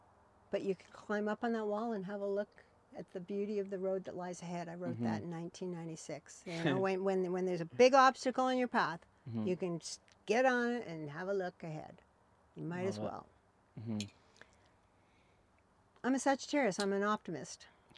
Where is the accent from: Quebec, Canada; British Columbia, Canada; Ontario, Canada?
Ontario, Canada; moved away as an adult; When I came here from Ontario, I felt like a salmon that was, had found its spawning ground. I'm not kidding. I was 40 years old.